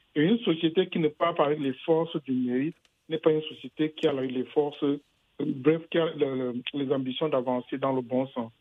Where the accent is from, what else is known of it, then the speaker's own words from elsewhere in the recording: western Cameroon, West Cameroon, Cameroon; je suis originaire du Cameroun, de l'ouest du Cameroun